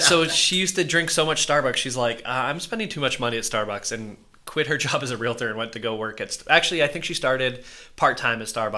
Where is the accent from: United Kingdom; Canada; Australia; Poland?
Canada; Vancouver, British Columbia; moved away as an adult; also born or lived in Maple Ridge, Canada; now in Las Vegas, United States; I grew up in Vancouver